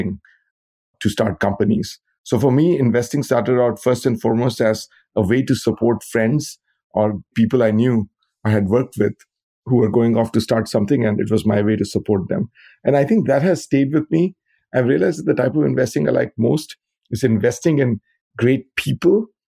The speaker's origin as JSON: {"language": "English", "country": "India", "tie": "born or raised there", "moved": "as an adult", "lives_now": "United States", "said": "I grew up in India, where I got a bachelor's degree in computer science."}